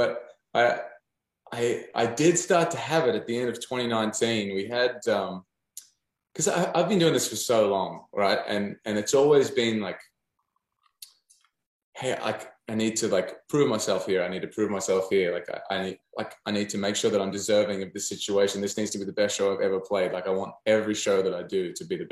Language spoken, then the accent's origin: English; Newcastle, New South Wales, Australia; moved away as an adult; now in Nashville, United States; my hometown of Newcastle